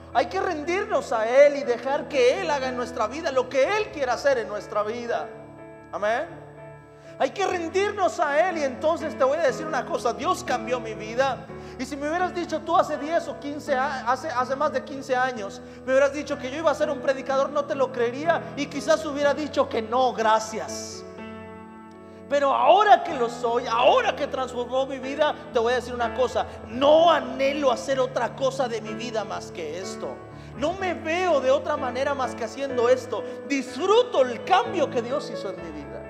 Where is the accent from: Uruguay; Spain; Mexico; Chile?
Mexico; soy de la Noria Sur, Imagínese en la cañada